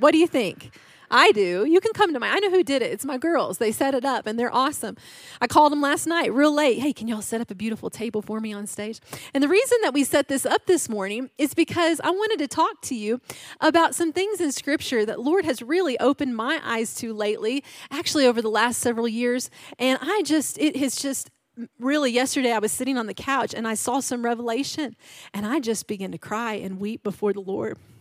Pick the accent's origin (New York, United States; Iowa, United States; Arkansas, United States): Arkansas, United States; I am from Arkansas. Yeah, my dad's a hunter